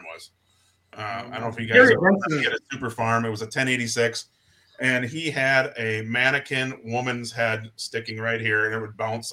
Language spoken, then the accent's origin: English; Houston, Minnesota, United States; Houston, Minnesota.